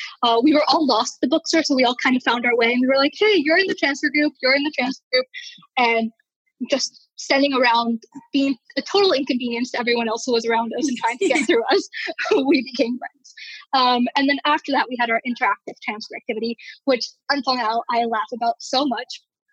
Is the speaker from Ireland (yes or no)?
no; Bolivia; also born or lived in Venezuela / Peru; So I grew up in Bolivia and Venezuela, mostly. And then shortly after, I moved back to Peru, Lima, Peru.